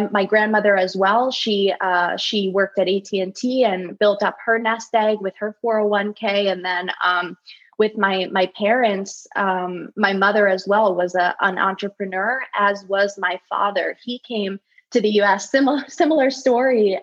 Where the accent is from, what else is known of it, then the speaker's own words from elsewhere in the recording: United States; growing up in the States